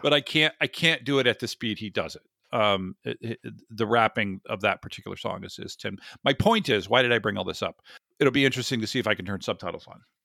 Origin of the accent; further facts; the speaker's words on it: the South, United States; I grew up in the sixties in the South